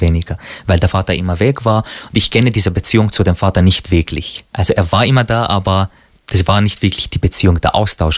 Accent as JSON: {"language": "German", "country": "Syria", "moved": "yes", "lives_now": "Austria", "said": "als Syrer, als Araber, der eben in Österreich und Europa lebt"}